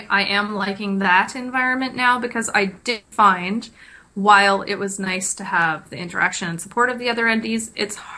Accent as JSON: {"language": "English", "town": "Kingston", "region": "Ontario", "country": "Canada", "lives_now": "Ottawa, Canada", "said": "I'm from Kingston"}